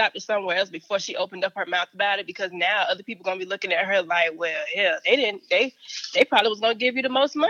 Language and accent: English; Augusta, Georgia, United States; I'm from Augusta, Georgia.